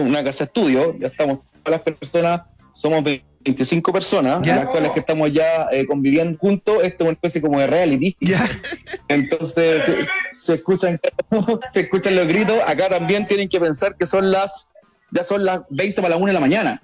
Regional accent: Chile; somos la selección de Chile

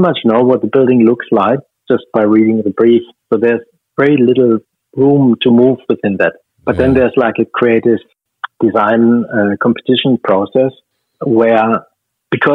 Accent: Stuttgart, Baden-Württemberg, Germany; moved away as an adult; now in Australia; my hometown

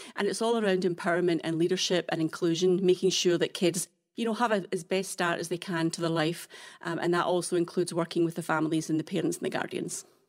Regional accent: Scotland, United Kingdom; moved away as an adult; now in Vancouver Island, Canada; It reminds me very much of home, as you can tell from my accent. I'm obviously not from Alberta, but, um, f, it definitely reminds me very much of Scotland

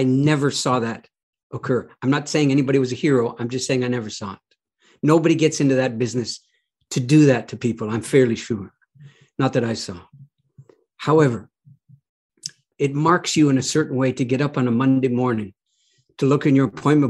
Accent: Canada; I'm a Canadian

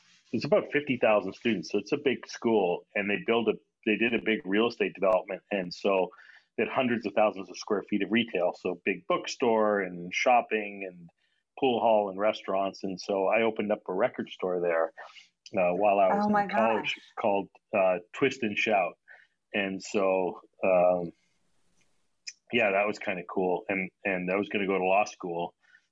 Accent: small town just north of Toronto, Ontario, Canada; also born or lived in New Delhi, India; I was born in New Delhi, India, and my parents, I like to say, exported me to Canada at the early age of one. So I grew up in Toronto for our first 5 years, and then my dad moved to a small town of like 24,000 people just north of Toronto, about an hour away

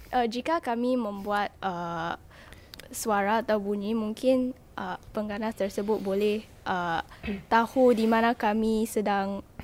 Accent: Singapore; sebagai warga Singapura

